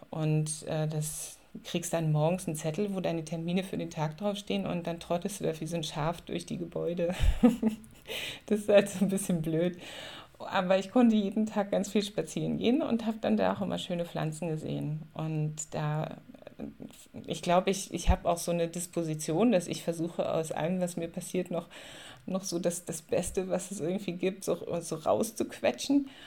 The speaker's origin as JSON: {"language": "German", "town": "Spremberg", "region": "Brandenburg", "country": "Germany", "tie": "born or raised there", "said": "Ich bin in der Niederlausitz aufgewachsen, in einer ähm, Tagebaugegend, da um Spremberg rum. Und das, äh, da ist heute mittlerweile eine riesengroße Seenlandschaft entstanden."}